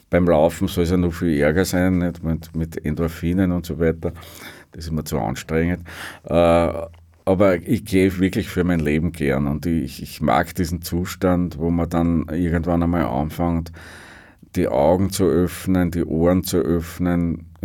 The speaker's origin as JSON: {"language": "German", "region": "Upper Austria", "country": "Austria", "said": "weil ich gesagt habe, für mich ist äh, als Oberösterreicher ist Wien so ein bisschen wie damals Westberlin."}